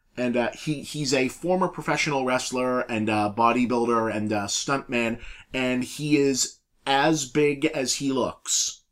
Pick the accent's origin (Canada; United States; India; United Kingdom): United States; Boston, Massachusetts; accent: Boston; we, we're, we're both from Boston area